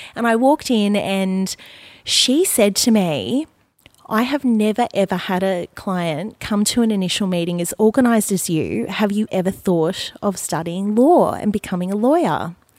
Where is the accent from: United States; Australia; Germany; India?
Australia; Gold Coast, Queensland; I grew up on the Gold Coast. I was born and raised here